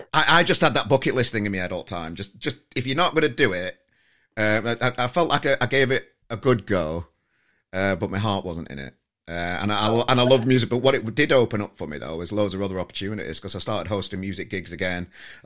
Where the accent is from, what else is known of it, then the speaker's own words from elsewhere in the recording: Yorkshire and the Humber, United Kingdom; as a Yorkshireman.